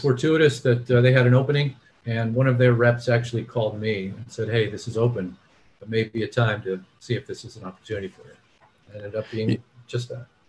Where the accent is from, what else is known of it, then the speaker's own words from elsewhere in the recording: Miami, Florida, United States; moved away as an adult; also born or lived in New Orleans; I grew up in Miami